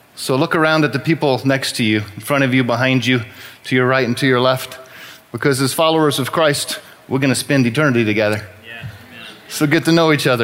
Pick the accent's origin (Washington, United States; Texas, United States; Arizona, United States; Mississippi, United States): Texas, United States; New Braunfels; I was born and raised here in New Braunfels